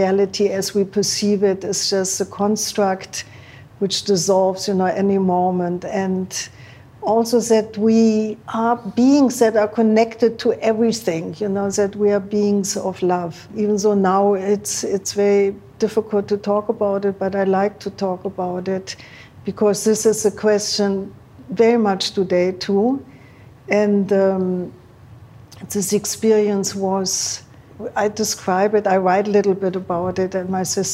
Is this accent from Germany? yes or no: yes; Germany; moved away; also born or lived in Berlin / Rome; growing up in Germany